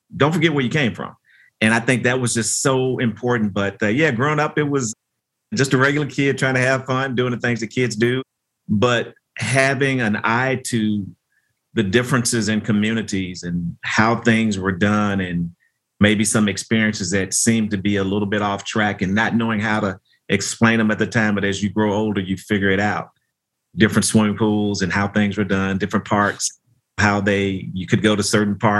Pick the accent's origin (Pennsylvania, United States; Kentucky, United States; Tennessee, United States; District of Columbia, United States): Tennessee, United States; Memphis; a lot of my formative years were spent growing up in Memphis, Tennessee